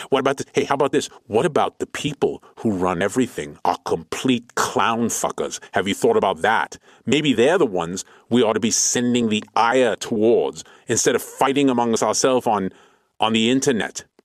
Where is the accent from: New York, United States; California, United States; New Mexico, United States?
California, United States; Clovis; I grew up on Tatooine, which is basically very similar to my master's Clovis, California, which is basically a glorified suburb of Fresno.